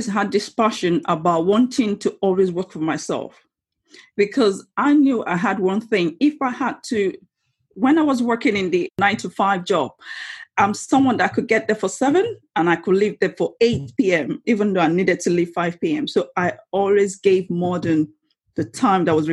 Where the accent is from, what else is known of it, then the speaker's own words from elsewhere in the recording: Lagos, Nigeria; moved away as an adult; now in Rainham, United Kingdom; I was born and raised in Lagos in Nigeria, western part of Africa, and I moved to United Kingdom in 2004 after I finished my university